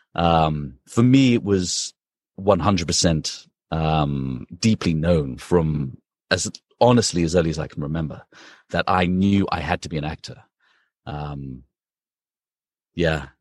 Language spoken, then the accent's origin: English; London, United Kingdom; moved away as an adult; also born or lived in Princeton, United States / Los Angeles, United States; now in New York, United States; So I'm from London, from the U K, um, and I spent my entire childhood there and teenagehood, and then left when I was eighteen, nineteen to come to America for university.